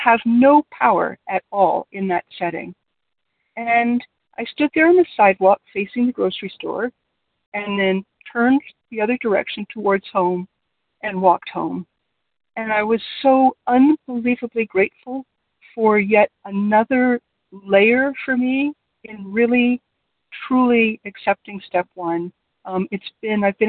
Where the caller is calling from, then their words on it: near Toronto, Ontario, Canada; I'm calling from near Toronto in Canada.